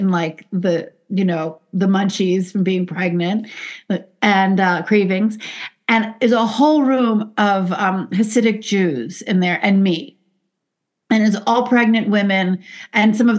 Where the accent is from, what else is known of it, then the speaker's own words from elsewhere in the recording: New York City, New York, United States; I grew up in the Bronx